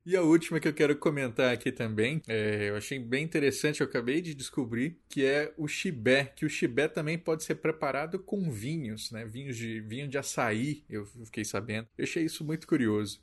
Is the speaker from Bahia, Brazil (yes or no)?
no; Mato Grosso do Sul, Brazil; Sou de Mato Grosso do Sul